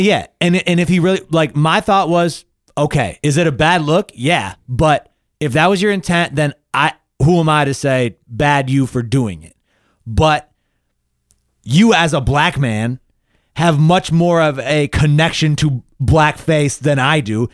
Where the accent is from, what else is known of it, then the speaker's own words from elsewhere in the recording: Michigan, United States; we're from Michigan